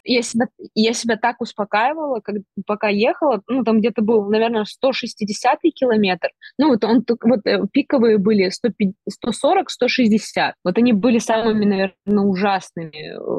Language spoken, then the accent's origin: Russian; Perm, Perm Krai, Russia; я пермячка, и я не принимаю другое, конечно, место жительства